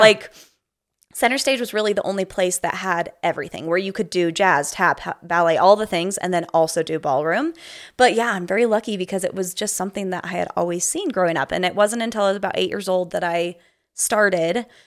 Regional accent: Provo, Utah, United States; moved away as an adult; I grew up in Provo, Utah

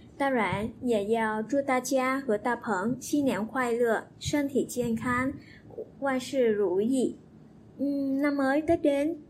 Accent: Vietnam; Chinese is a second language; 我是越南人来的。

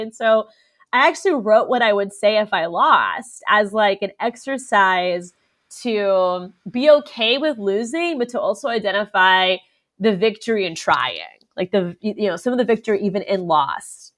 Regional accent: Orlando, Florida, United States; I was born in Orlando

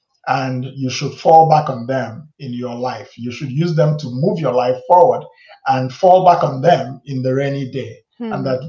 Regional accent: Nigeria; also born or lived in United States; So most of my life, actually, I grew up in Nigeria.

